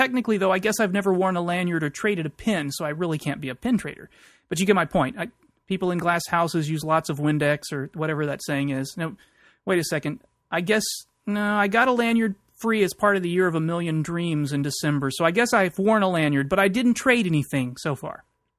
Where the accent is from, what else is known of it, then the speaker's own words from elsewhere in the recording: Texas, United States; I'm from Texas.